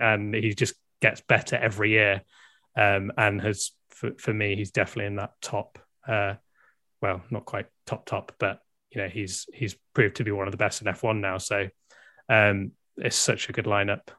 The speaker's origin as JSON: {"language": "English", "country": "United Kingdom", "said": "I'm clearly British"}